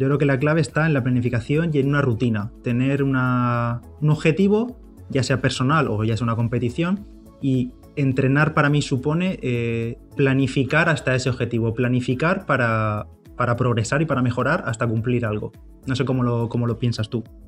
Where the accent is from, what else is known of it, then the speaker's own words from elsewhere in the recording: Bigastro, Valencian Community, Spain; aquí en mi pueblo, en Bigastro